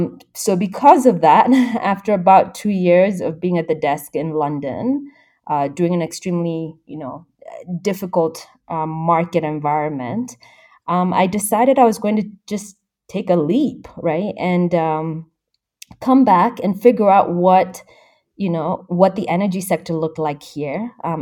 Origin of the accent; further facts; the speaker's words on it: Kenya; accent: American; Yeah, so I'm fully Kenyan despite having this somewhat American accent. So this stems from going to American international schools.